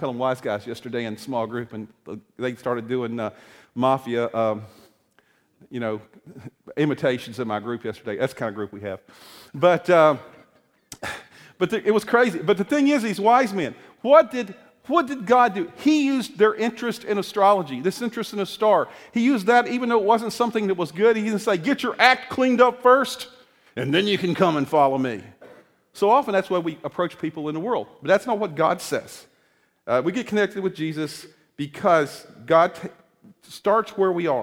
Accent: East Coast, United States; moved away as an adult; now in Illinois, United States; I grew up on the East Coast

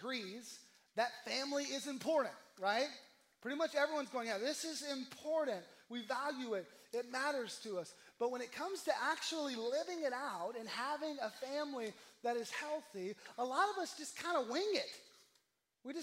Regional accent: the South, United States; I'm from the South

